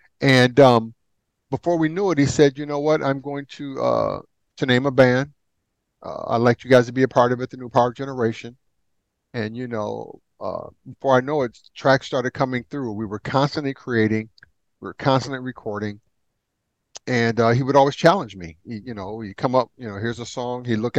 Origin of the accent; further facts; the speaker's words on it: Midwest, United States; It was tough because I'm from the Midwest, right?